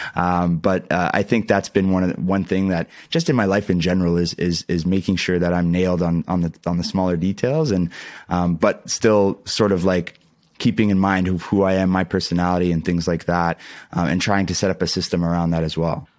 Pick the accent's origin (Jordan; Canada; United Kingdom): Canada; Ontario; I'm, I'm from Canada